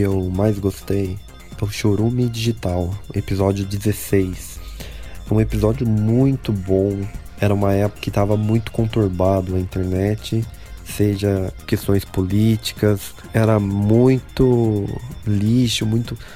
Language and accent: Portuguese; Socorro, São Paulo, Brazil; tenho 26 anos, sou do Socorro, São Paulo